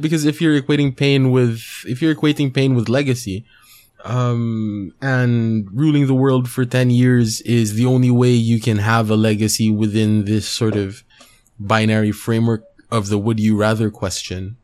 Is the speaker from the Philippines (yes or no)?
yes; Philippines